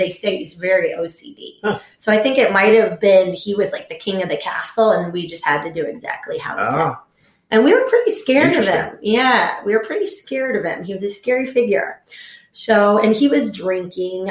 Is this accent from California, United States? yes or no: no; Houston, Texas, United States; now in Chicago, United States; I grew up in Houston, Texas.